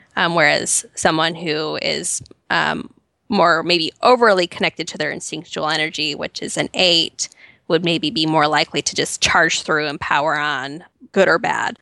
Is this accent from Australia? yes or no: no; Chicago suburbs, Illinois, United States; moved away as an adult; now in Nashville, United States; I grew up in the Chicago suburbs, so I'm a very proud Midwestern girl.